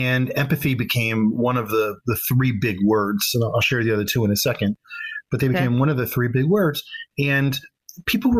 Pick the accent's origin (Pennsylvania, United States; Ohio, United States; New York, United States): Pennsylvania, United States; Philadelphia; I grew up in Philadelphia, Pennsylvania